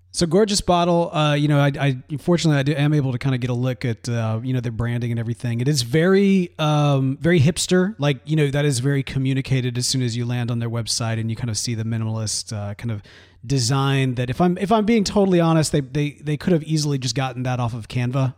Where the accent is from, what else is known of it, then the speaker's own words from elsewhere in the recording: Mississippi, United States; now in Texas, United States; growing up in Mississippi